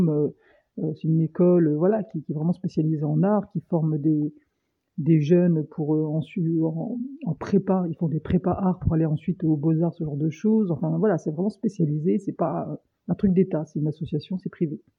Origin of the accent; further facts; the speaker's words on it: France; Et donc bah voilà, on est français, on est râleur, la moyenne d'âge c'est 20 ans.